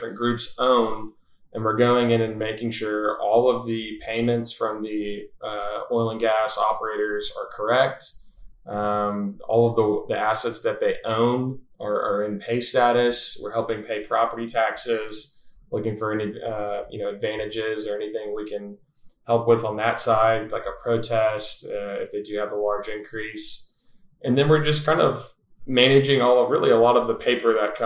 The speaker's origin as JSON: {"language": "English", "town": "Wichita Falls", "region": "Texas", "country": "United States", "tie": "born or raised there", "also_born_or_lived": "Fort Worth, Texas", "said": "I was born and raised in Wichita Falls, Texas"}